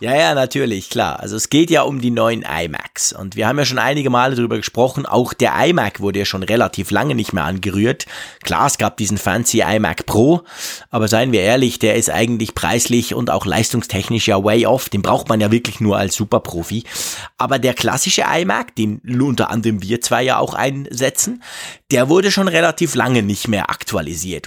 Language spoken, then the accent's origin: German; Switzerland; bei uns in der Schweiz